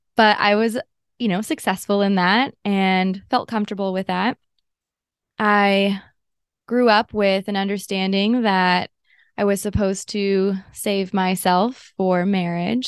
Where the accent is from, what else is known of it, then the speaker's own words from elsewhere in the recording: Los Angeles, California, United States; I grew up in Southern California, and it was in L